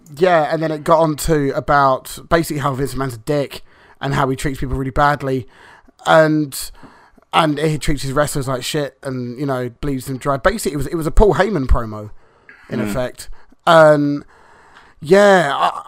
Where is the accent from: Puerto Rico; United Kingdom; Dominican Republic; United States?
United Kingdom; England; we're English